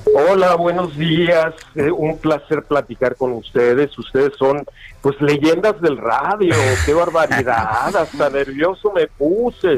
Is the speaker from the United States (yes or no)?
no; Mexico; somos mexicanos